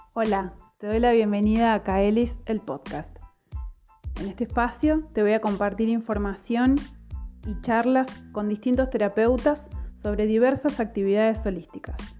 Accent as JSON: {"language": "Spanish", "country": "Argentina", "said": "soy argentina, vivo actualmente en Mar del Plata"}